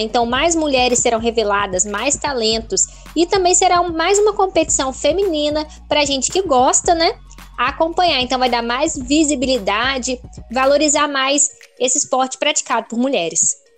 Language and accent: Portuguese; Espírito Santo, Brazil; sou capixaba